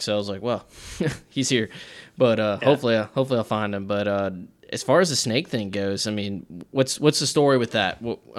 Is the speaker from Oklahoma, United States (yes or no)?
no; Miami, Florida, United States; I grew up more down in Miami, so we didn't do much of that at all.